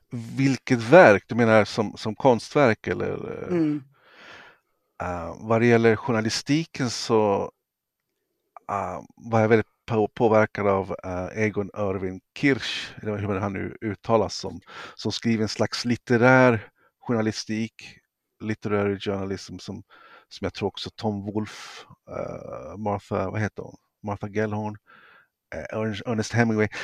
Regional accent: Sweden; som svensk

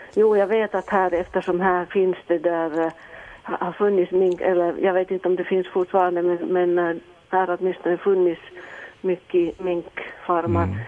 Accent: Helsinki, Uusimaa, Finland; also born or lived in Ostrobothnia; jag är egentligen från Helsingfors, men jag har mitt sommarställe här uppe i Österbotten.

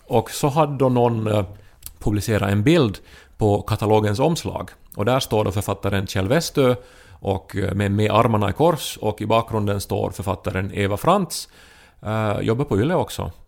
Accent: Pedersöre, Ostrobothnia, Finland; moved away as an adult; also born or lived in Turku; now in Helsinki, Finland; när jag var liten och, och i Pedersöre, man använde ju verkare till vardag och fest

